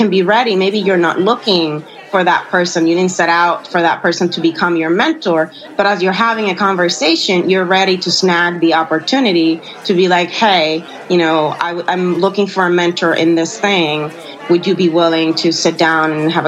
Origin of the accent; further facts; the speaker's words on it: Puerto Rico; I'm from Puerto Rico